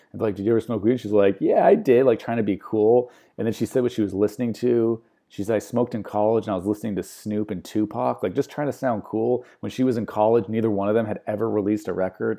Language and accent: English; United States; I'm American